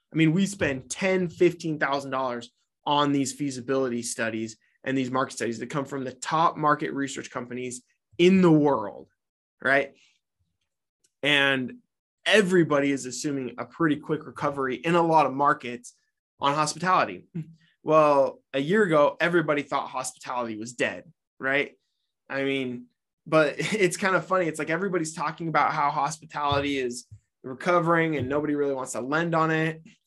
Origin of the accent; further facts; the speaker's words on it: Utah, United States; my home state of Utah